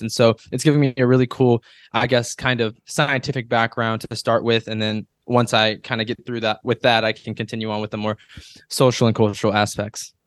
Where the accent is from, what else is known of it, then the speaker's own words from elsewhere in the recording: Louisiana, United States; also born or lived in Moscow, Russia; I was adopted, uh, to a Louisiana family from Eastern Europe